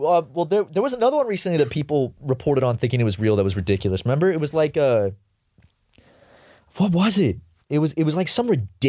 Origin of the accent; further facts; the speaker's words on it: Charleston, South Carolina, United States; now in Los Angeles, United States; And I'm from Charleston.